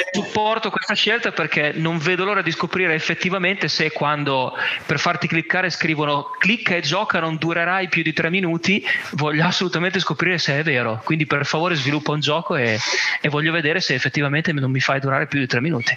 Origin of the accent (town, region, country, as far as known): Italy; moved away as an adult; now in Catalonia, Spain